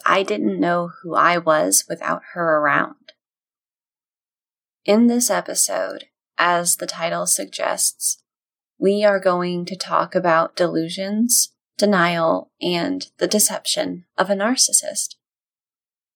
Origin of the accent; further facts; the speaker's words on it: Texas, United States; as a Texan